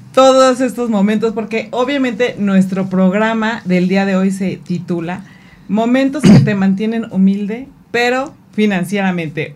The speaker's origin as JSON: {"language": "Spanish", "country": "Mexico", "said": "como buen mexicano"}